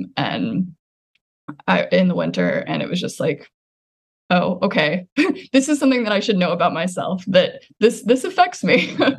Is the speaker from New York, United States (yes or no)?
no; Dallas, Texas, United States; moved away as an adult; now in California, United States; Yeah, I'm from Dallas